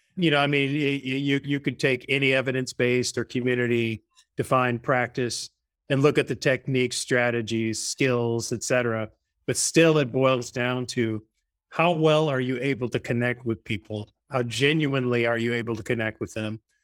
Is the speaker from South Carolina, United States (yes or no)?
no; Long Island, New York, United States; moved away as an adult; also born or lived in Arkansas; now in California, United States; I'm originally from Long Island, went to college in Arkansas